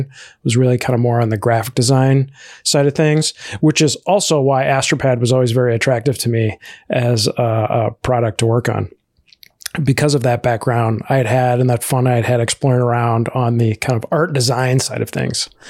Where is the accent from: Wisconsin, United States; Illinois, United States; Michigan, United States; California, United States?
Illinois, United States; Chicago; I'm originally from the, uh, Chicago area, uh, that's where I grew up.